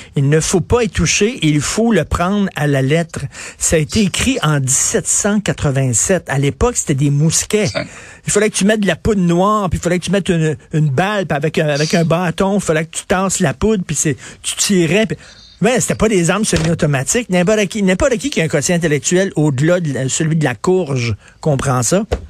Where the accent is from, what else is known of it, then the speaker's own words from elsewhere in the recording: Canada; moi, je suis un Canadien, je suis pas un Américain